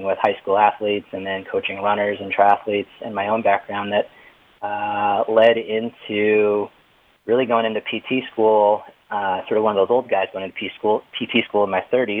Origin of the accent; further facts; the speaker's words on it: Boston, Massachusetts, United States; I'm from Boston